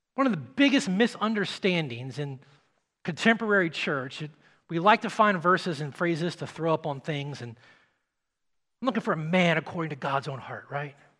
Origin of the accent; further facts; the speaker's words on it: Nashville, Tennessee, United States; I'm from Nashville